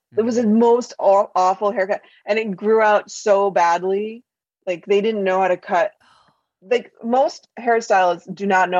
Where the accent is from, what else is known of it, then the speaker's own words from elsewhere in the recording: Louisville, Colorado, United States; also born or lived in China; I grew up in a coal mining town in Colorado called Louisville. And it was founded by Italian coal miners.